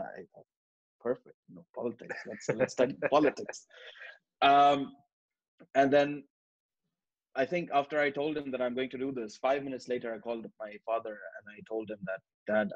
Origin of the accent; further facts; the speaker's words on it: Karachi, Sindh, Pakistan; moved away as an adult; now in United Kingdom; I come from Pakistan, Karachi. And I grew up in Karachi all my life for 19 years.